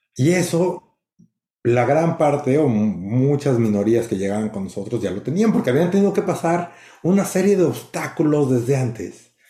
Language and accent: Spanish; Mexico City, Mexico; now in San Francisco, United States; soy de México